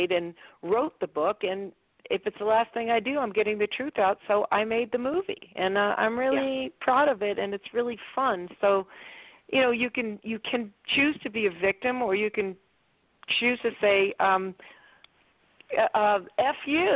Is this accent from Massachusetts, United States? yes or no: yes; Boston, Massachusetts, United States; I'm from Boston